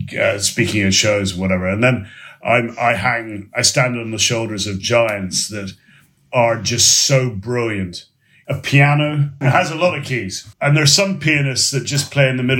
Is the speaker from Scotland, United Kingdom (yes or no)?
yes; Port Glasgow, Scotland, United Kingdom; my hometown of Port Glasgow in Scotland